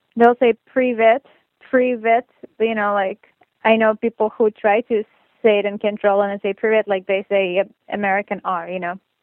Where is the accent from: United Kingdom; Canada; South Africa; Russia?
Russia; Moscow; now in Los Angeles, United States; I'm from Moscow, Russia